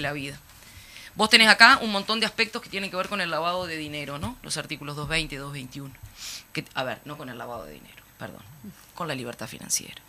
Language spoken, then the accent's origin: Spanish; Uruguay; como uruguayos y uruguayas